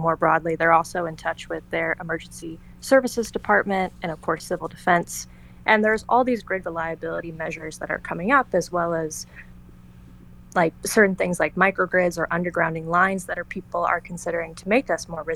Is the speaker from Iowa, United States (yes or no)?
no; Hawaii Island, United States; I'm from Hawaii Island originally